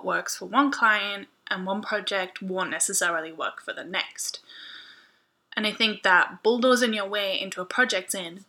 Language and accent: English; United Kingdom; I'm British, and I say maths, not math.